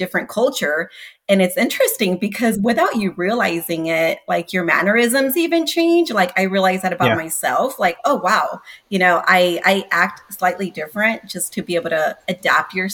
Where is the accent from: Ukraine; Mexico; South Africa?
Mexico; Tijuana, Baja California; also born or lived in San Diego, California; now in Austin, United States; I was born in California. I was about 3 or 4 years old when my mom decided to move us to Mexico